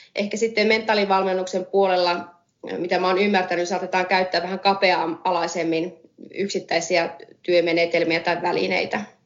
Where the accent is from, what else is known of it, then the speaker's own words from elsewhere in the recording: Oulunsalo, North Ostrobothnia, Finland; moved away; also born or lived in Oulu / London; mä oon Oulusta kotoisin alun perin ja Oulussa syntynyt, Oulun salossa kasvanut, käynyt siellä ala- ja yläkoulun